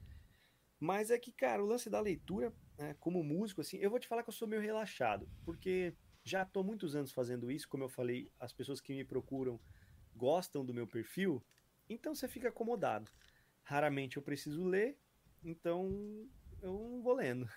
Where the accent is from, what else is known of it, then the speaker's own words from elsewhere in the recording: Brazil; sou do Brasil